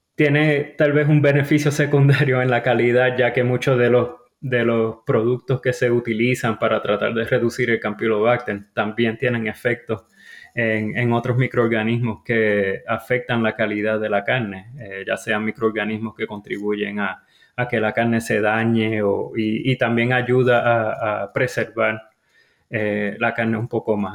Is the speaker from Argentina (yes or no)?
no; Mayagüez, Puerto Rico; moved away as an adult; also born or lived in North Carolina, United States; now in United States; Originalmente soy, eh, Puerto Rico, eh, yo me crié en el área de Mayagüez, Puerto Rico